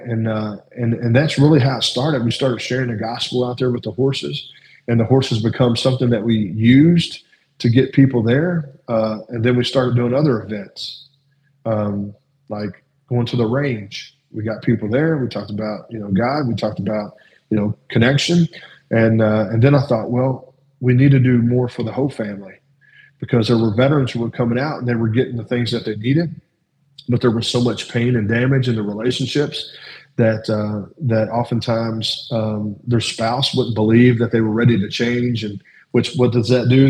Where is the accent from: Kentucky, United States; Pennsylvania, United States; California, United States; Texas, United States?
Kentucky, United States; Louisville; I grew up in South Louisville